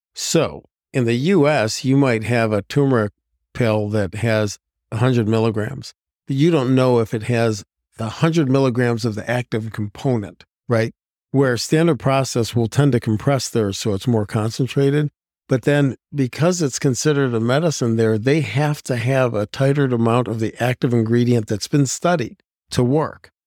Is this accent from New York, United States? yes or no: no; Ohio, United States; moved away as an adult; now in Plymouth, Wisconsin, United States; I'm originally from Ohio, played football in high school from all boy Catholic school